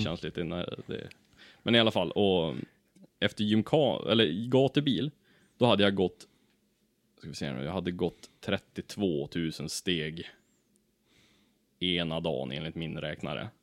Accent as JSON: {"language": "Swedish", "town": "Ullånger", "region": "Västernorrland County", "country": "Sweden", "said": "jag är ju från Ullånger, en liten by i Kramfors kommun"}